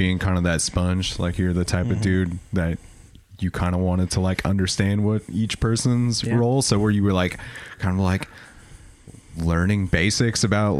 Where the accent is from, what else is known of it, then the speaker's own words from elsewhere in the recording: Southern California, United States; being like a Southern California kid